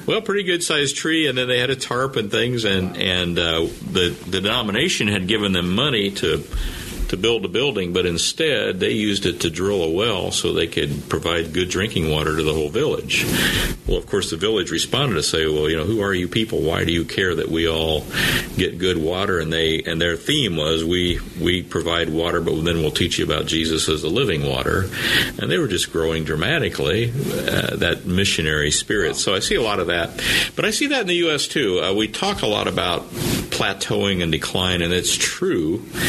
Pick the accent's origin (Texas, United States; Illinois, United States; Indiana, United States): Indiana, United States; Anderson; moved away; I grew up in Anderson, Indiana